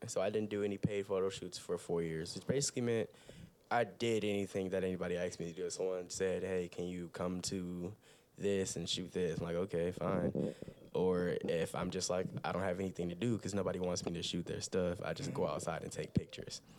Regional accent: Toledo, Ohio, United States; I'm from Toledo, Ohio. Mm. Definitely based here

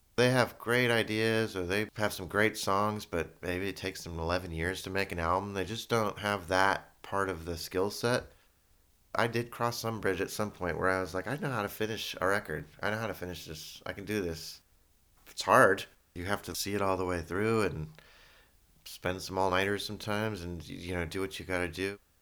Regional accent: San Francisco, California, United States; I was born in San Francisco in Kaiser, but Geary, and my parents were social workers that lived here in the city

